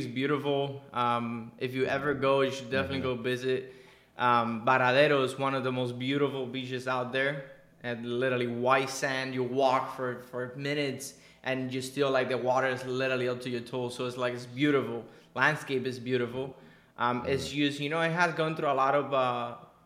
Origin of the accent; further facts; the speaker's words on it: Cuba; now in Miami, United States; I was born in Cuba. Born and raised in Cuba